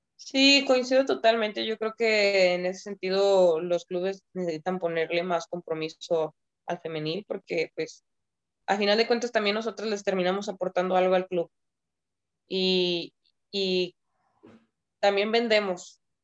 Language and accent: Spanish; Mexico